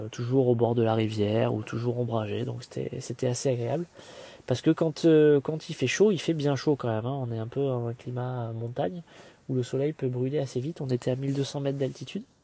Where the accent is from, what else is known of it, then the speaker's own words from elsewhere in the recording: Marseille, Provence-Alpes-Côte d'Azur, France; j'ai essayé de leur expliquer que je venais de Marseille et que j'étais très content de voir, de voir un maillot de l'OM